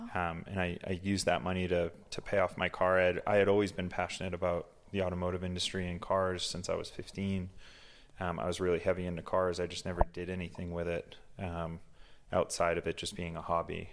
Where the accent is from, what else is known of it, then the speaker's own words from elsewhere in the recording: Massachusetts, United States; now in Utah, United States; I grew up in Massachusetts, um, raised by a single mom